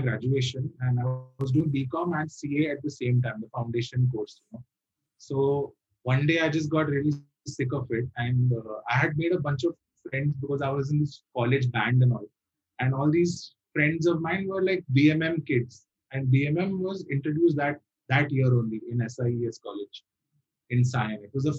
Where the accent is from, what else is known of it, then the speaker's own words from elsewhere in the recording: Bahrain; because I was brought up in the Middle East. I was brought up in this in Bahrain. Which is like a small island next to Saudi Arabia.